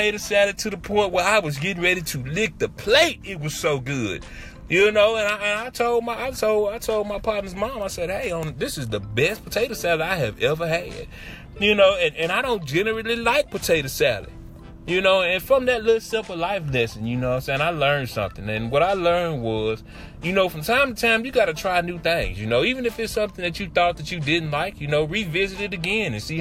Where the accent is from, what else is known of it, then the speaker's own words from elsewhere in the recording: Shreveport, Louisiana, United States; I'm from the South. I'm from Shreveport, Louisiana.